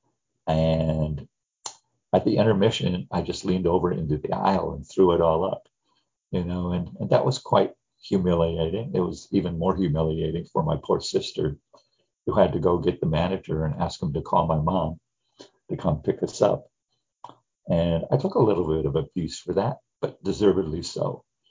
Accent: Gary, Indiana, United States; I grew up in the Midwest in the 50s and 60s. I was raised in Gary, Indiana

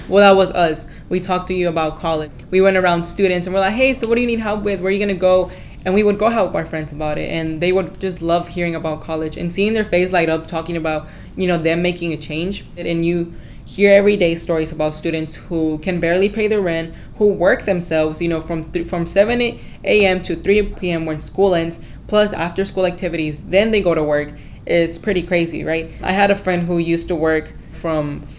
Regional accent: Grand Prairie, Texas, United States; I am a graduate from Grand Prairie High School, and I am 18 years old at the moment.

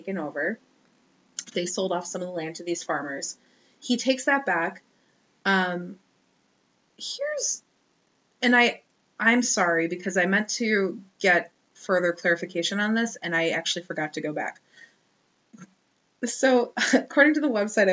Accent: Wisconsin, United States; moved away; I'm from Wisconsin, so yeah, I say vase

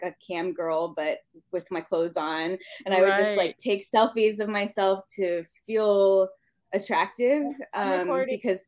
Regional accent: Southlake, Texas, United States; also born or lived in Marietta, Georgia / Chicago; So I grew up in Southlake, Texas. And so I was there from fifth grade through high school graduation.

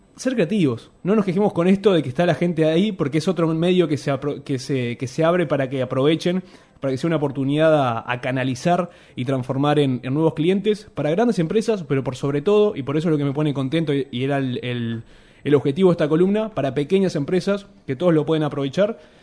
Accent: Uruguay

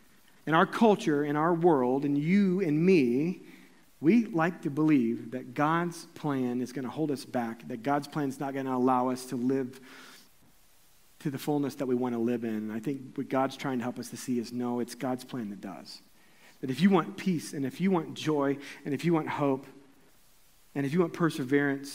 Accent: Columbia, Missouri, United States; my hometown in Columbia, Missouri

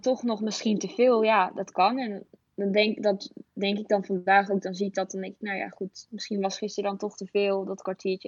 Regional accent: Epe, Gelderland, Netherlands; moved away; Ik kom uit Gelderland op de Veluwe

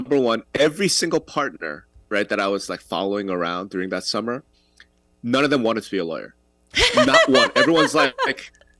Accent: New York, United States; I'm from New York

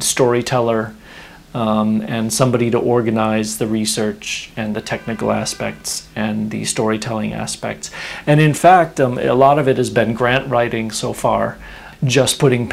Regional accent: Illinois, United States; moved away as an adult; now in Stockholm, Sweden; I grew up in Illinois, in the U.S., still a U.S. citizen

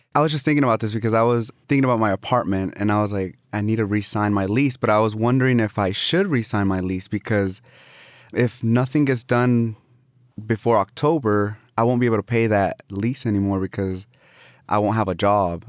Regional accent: Austin, Texas, United States; also born or lived in Mexico; I have my roots here

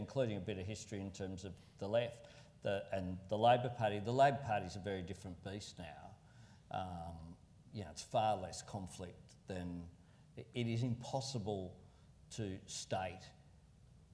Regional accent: Sydney, New South Wales, Australia; also born or lived in Marrickville; my old base where I grew up in Camperdown was in the same seat as Marrickville where I lived

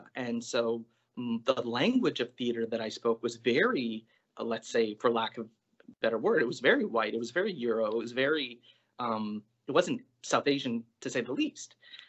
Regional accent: Toronto, Ontario, Canada; now in Toronto, Canada; So I would say I grew up in Toronto and I left for university. And so I was working and living abroad for about 8 years before coming back to Toronto to be a theater artist. So in 2007, I came back

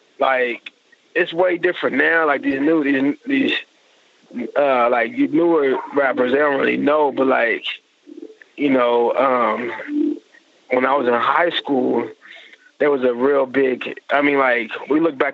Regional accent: Oklahoma City, Oklahoma, United States; But, I moved around a lot. I went to 9 of the Oklahoma City public schools.

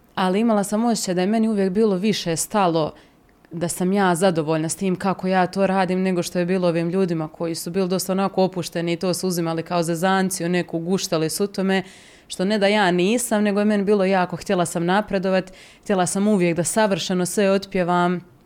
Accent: Mostar, Federation of Bosnia and Herzegovina, Bosnia & Herzegovina; moved away as an adult; now in Zagreb, Croatia; u mom rodnom gradu Mostaru

